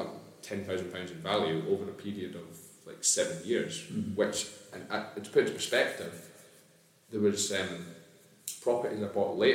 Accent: near Stonehaven, Scotland, United Kingdom; moved away as an adult; now in Dunfermline, United Kingdom; I didn't grow up in Dunfermline, I grew up near Stonehaven

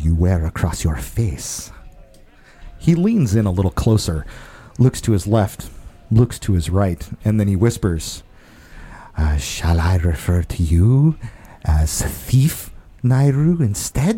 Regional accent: Rainier, Washington, United States; Like Yelm. I'm from Rainier.

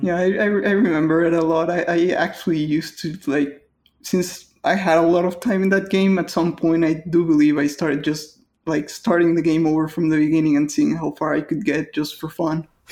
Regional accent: Mexico; English is a second language

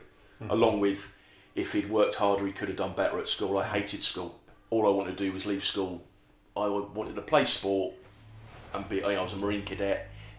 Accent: London, United Kingdom; I grew up in West London.

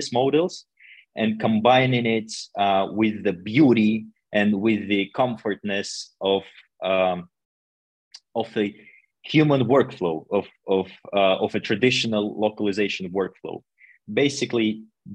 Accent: Russia; English is a second language; also born or lived in China; now in Vienna, Austria; I'm originally from Russia, and now I live in Vienna for quite some time already.

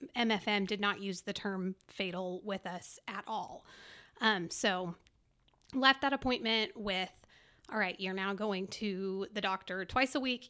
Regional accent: Dallas, Texas, United States; also born or lived in Farmers Branch, Texas / Frisco, Texas / College Station, Texas; I grew up in the Dallas area, but my parents moved from Farmers Branch to Frisco in two thousand and three

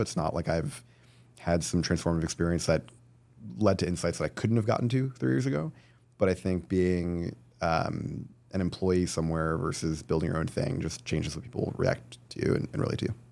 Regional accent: New Jersey, United States; also born or lived in California; now in New York, United States; I grew up in New Jersey

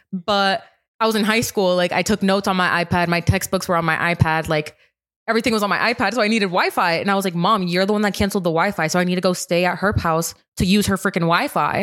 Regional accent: Rhode Island, United States; I'm from Rhode Island

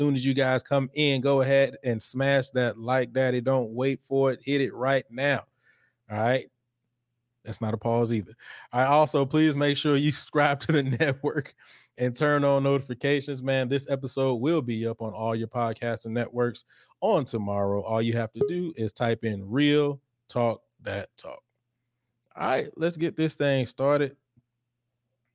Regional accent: Houston, Texas, United States; accent: Houston; this is my Houston accent

